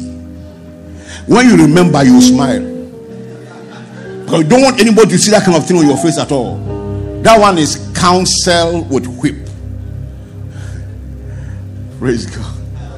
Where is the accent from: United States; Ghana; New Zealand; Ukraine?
Ghana; as I was growing up, I would check the map of Ghana, my town would not be there.